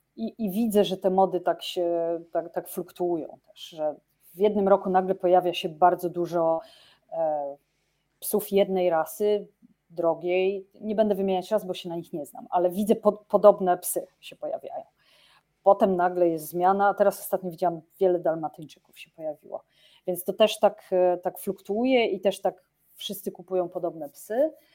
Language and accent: Polish; Olsztyn, Warmian-Masurian Voivodeship, Poland; now in Oslo, Norway; wyjściowa jestem z Olsztyna